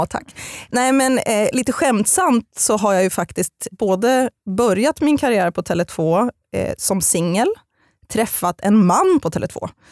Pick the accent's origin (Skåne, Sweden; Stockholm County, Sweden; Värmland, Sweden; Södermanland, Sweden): Södermanland, Sweden; Eskilstuna; also born or lived in Getinge / Halmstad; Men jag är främst uppvuxen i Eskilstuna, för mina föräldrar skildes när jag var fem år gammal.